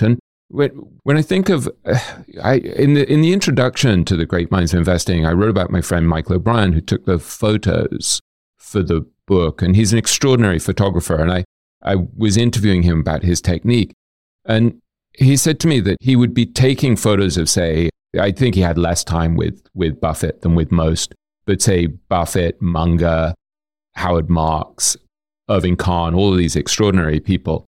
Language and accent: English; London, United Kingdom; moved away as an adult; also born or lived in New York / Boston / Hong Kong; I grew up in London and then I moved to New York when I was maybe twenty, twenty-one.